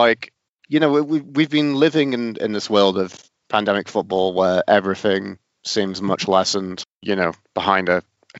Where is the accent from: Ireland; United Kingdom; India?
United Kingdom; England; moved away as an adult; now in Canada; I'm English Canadian now